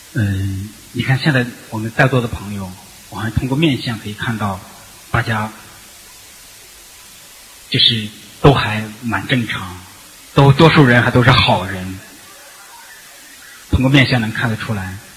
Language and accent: Chinese; China; 就作为中国人，我们都知道，就是乖。听话。